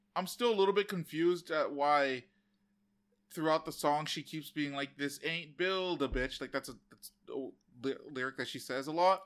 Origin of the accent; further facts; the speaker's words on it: United States; I'm an American